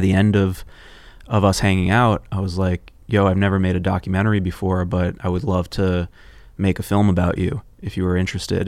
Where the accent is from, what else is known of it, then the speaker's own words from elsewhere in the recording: New York City, New York, United States; also born or lived in Los Angeles; I was born and raised in Union Square